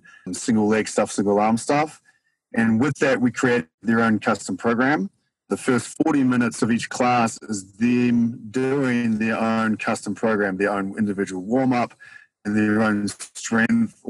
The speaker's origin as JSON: {"language": "English", "country": "New Zealand", "moved": "yes", "lives_now": "Denver, United States", "said": "I am from New Zealand, even though I get called Australian pretty much every day of my life over here."}